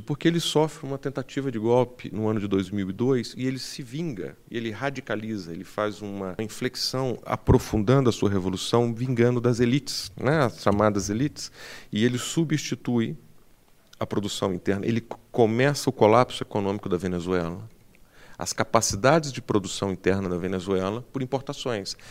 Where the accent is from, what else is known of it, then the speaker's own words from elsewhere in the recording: Brazil; Eu sou brasileiro